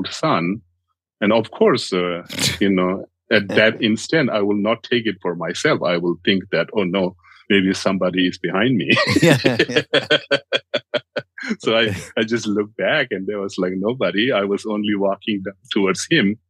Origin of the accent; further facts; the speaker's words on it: India; I grew up in India as a refugee child. My parents are from Tibet